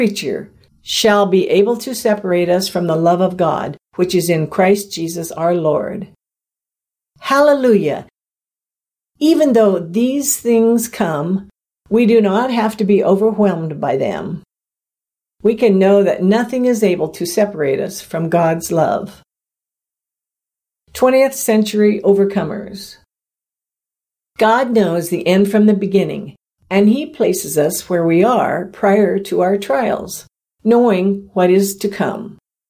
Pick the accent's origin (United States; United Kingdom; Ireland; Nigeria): United States; the South; I grew up in the South in the 1960s, so I have experienced a few things myself.